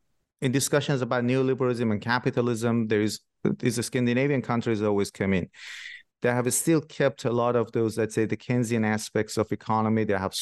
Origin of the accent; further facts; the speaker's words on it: Shiraz, Fars, Iran; Yeah. I'm from Shiraz myself, originally in Iran